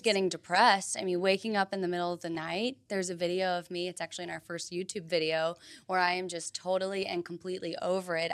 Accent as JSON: {"language": "English", "region": "Tennessee", "country": "United States", "tie": "born or raised there", "moved": "as an adult", "lives_now": "Florida, United States", "said": "I grew up in Tennessee"}